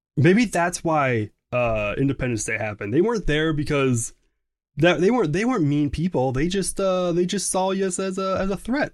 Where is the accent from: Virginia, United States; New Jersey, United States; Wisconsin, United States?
Wisconsin, United States; I'm from Wisconsin